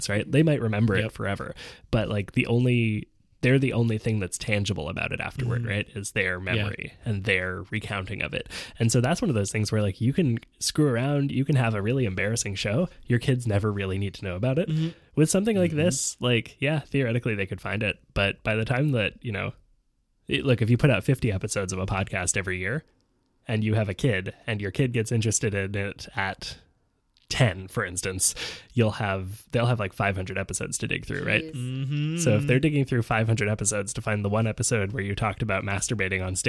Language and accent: English; Montreal, Quebec, Canada; Montrealers like to act like we're like squeaky clean, but like, we got some bad shit here, too.